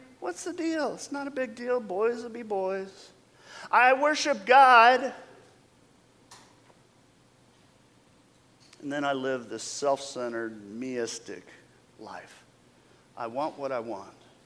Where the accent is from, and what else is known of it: United States